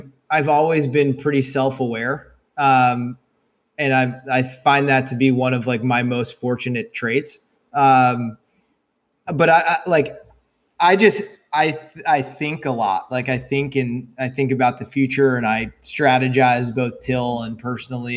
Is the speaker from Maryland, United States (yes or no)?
yes; Annapolis, Maryland, United States; grew up in Annapolis, Maryland.